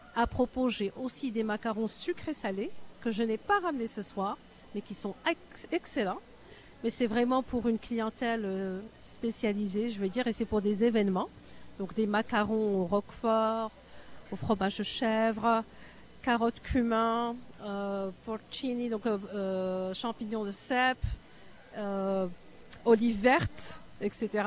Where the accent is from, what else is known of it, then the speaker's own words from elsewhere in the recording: Morocco; moved away as an adult; also born or lived in United States / Paris, France / Canada; now in Toronto, Canada; je suis marocaine, j'ai grandi au Maroc, mais j'ai fait mes études aux États-Unis